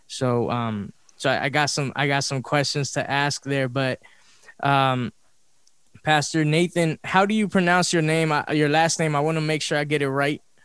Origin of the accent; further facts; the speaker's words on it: Los Angeles, California, United States; we grew up in South Central